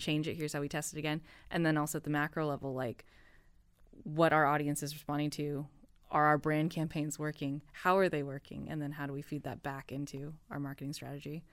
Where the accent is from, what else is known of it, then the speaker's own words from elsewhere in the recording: United States; moved away as an adult; I am an American citizen